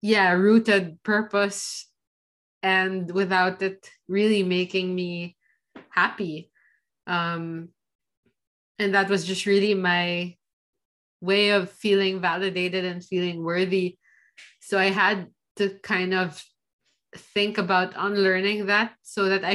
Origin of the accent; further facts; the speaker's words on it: Philippines; now in Switzerland; the society I was raised in, like, with growing up in the Philippines